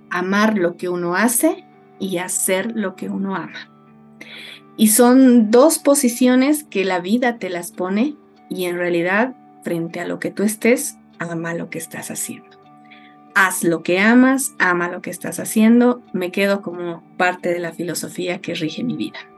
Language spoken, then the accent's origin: Spanish; Oruro, Bolivia; Yo soy orureña. Eh, vengo y, bueno, nací en un hogar orureño, me formé en, en la escuela en Oruro, en el colegio alemán de Oruro